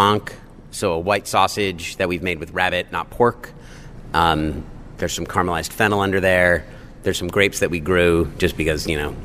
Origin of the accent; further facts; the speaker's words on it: New York, United States; also born or lived in Seattle; now in Sonoma County, United States; I grew up in New York